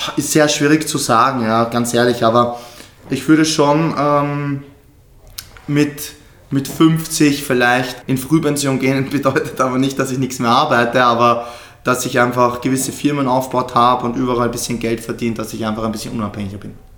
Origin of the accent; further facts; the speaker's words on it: Austria; bei uns in Österreich